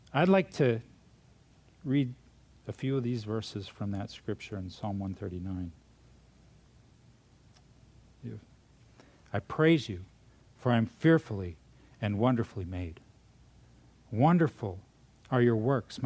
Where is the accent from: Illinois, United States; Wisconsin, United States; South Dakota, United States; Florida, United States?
South Dakota, United States; moved away; also born or lived in Minnesota / California; I'm from California, but I was born in Minnesota, raised in South Dakota.